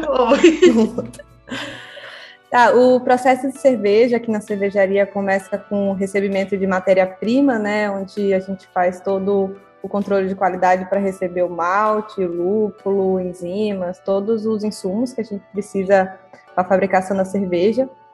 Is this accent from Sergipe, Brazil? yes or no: yes; Sergipe, Brazil; moved away as an adult; also born or lived in Piraí / Teresina; now in Rio de Janeiro, Brazil; Sou sergipana